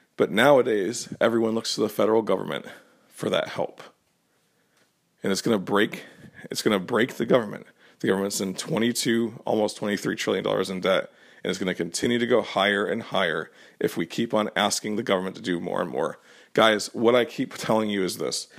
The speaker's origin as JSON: {"language": "English", "region": "Connecticut", "country": "United States", "tie": "born or raised there", "said": "when I was growing up in Connecticut"}